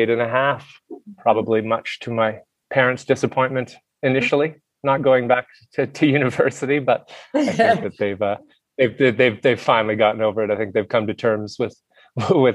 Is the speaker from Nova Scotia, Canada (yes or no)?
yes; Halifax, Nova Scotia, Canada; moved away as an adult; also born or lived in Whistler, Canada; now in Jindabyne, Australia; I grew up in Canada. I actually grew up on the East Coast, right on the Atlantic Ocean, in a small city called Halifax.